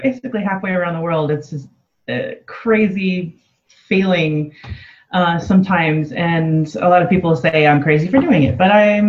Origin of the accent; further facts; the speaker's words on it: Los Angeles, California, United States; moved away as an adult; also born or lived in San Diego; now in Amsterdam, Netherlands; So I was born and raised in Los Angeles, and I lived 11 years in San Diego before coming here.